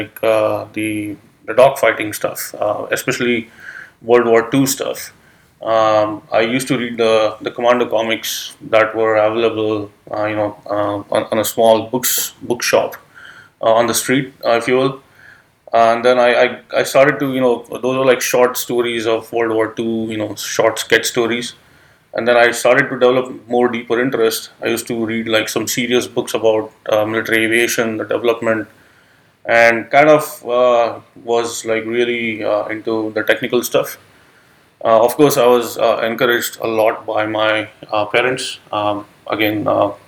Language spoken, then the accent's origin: English; Mumbai, Maharashtra, India; moved away as an adult; now in United States; originally I'm from India. I'm from Mumbai, which is on the west coast of India